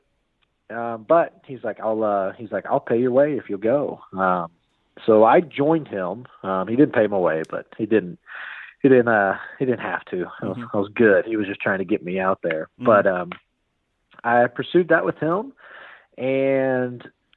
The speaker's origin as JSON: {"language": "English", "town": "Norman", "region": "Oklahoma", "country": "United States", "said": "I am from Norman, Oklahoma, otherwise known as God's Country"}